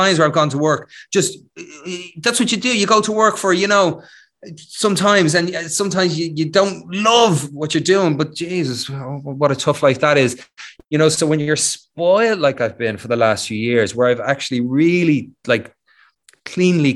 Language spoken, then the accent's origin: English; Ireland; Being Irish